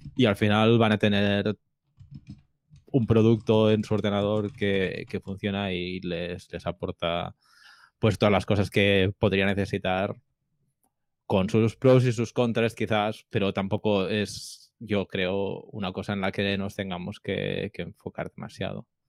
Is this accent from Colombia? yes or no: no; Barcelona, Catalonia, Spain; yo soy de Barcelona